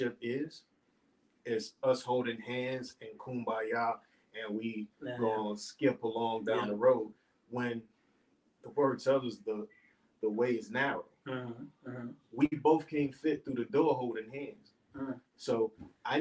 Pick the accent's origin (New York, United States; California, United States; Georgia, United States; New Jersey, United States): New Jersey, United States; growing up in Jersey